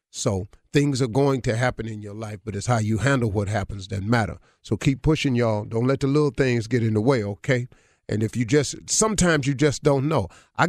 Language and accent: English; Cleveland, Ohio, United States; Because Isaiah's 61. I'm 65. He from Chicago. I'm from Cleveland.